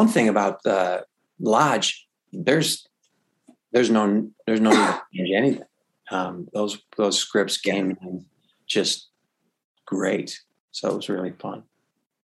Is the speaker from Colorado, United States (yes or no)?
no; Chicago, Illinois, United States; I'm from Chicago